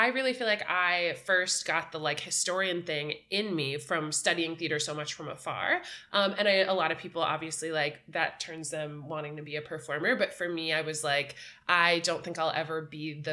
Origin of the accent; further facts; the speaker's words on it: Boca Raton, Florida, United States; moved away as an adult; now in New York, United States; I grew up in Boca Raton, Florida